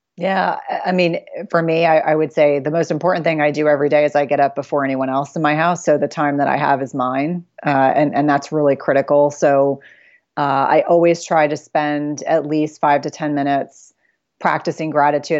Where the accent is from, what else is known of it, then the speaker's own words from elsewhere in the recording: South Carolina, United States; I was born in South Carolina